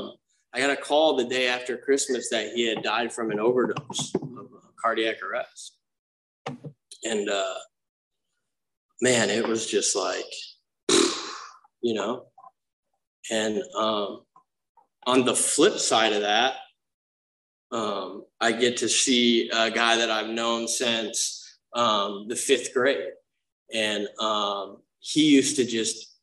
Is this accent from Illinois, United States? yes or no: no; Grosse Pointe, Michigan, United States; also born or lived in Romeo, Michigan; when I was 7, we moved from Romeo to this like uptight conservative yachting town called Grosse Pointe, Michigan